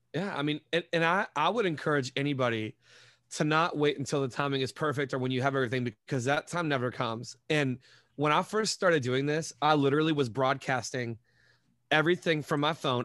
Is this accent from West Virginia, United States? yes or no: yes; Montgomery, West Virginia, United States; moved away as an adult; also born or lived in Tampa Bay, Florida / Detroit area, Michigan; now in Detroit, United States; I grew up in Montgomery, which is, like, a small town, couple thousand people, like, right near Charleston